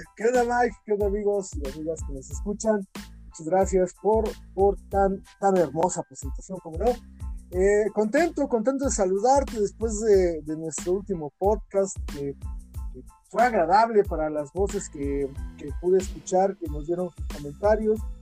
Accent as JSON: {"language": "Spanish", "country": "Mexico", "said": "todos nosotros los mexicanos"}